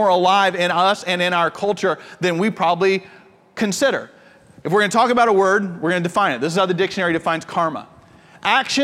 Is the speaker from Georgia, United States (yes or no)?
yes; Georgia, United States; I'm from Georgia